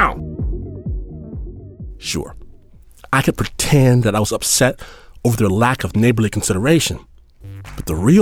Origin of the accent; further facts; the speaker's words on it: Midwest, United States; moved away as an adult; now in Kuala Lumpur, Malaysia; I'm from the Midwest